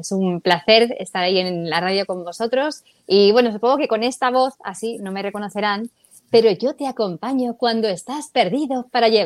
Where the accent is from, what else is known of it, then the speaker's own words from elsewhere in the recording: Madrid, Community of Madrid, Spain; moved away as an adult; now in Los Angeles, United States; Crecí allí, allí estudié periodismo, eh, empecé también con la música, bueno, y a los 24